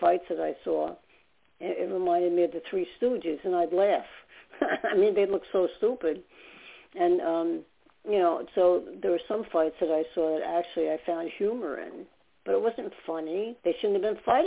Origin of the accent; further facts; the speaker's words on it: New York, United States; also born or lived in New Jersey / Staten Island; I talk so fast because I'm from New York